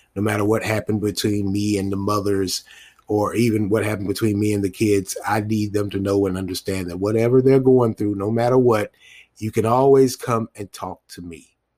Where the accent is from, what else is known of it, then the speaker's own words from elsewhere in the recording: United States; us as, a, as Black American men